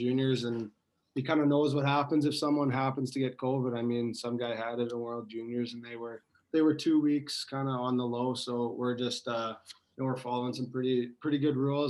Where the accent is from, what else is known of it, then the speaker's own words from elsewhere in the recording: Lloydminster, Saskatchewan, Canada; there's an AJHL team in Lloydminster, so that's my hometown.